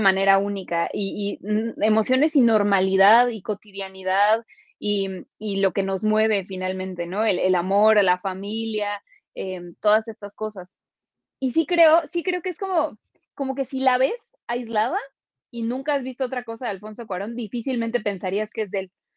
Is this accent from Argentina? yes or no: no; Mexico; nosotros somos mexicanos, ¿sabes? Nosotros, eh, y además los mexicanos tenemos una mentalidad muy particular